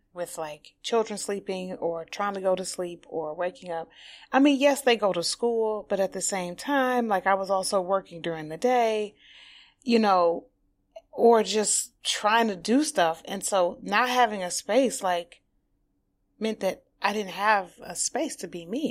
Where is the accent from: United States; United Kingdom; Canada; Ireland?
United States; Highland Park, Michigan; now in New York, United States; I'm from Detroit. Um, I'm from a small, you know, city within Detroit called Highland Park